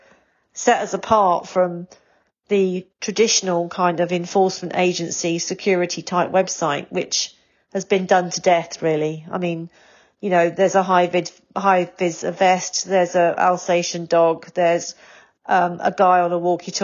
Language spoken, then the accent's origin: English; England, United Kingdom; as an English person and as a Brit